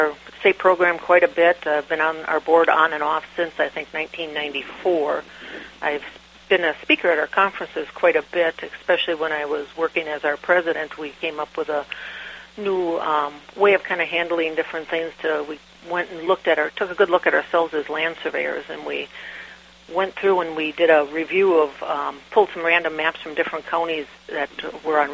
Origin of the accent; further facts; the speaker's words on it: Green Bay, Wisconsin, United States; I'm from Green Bay, Wisconsin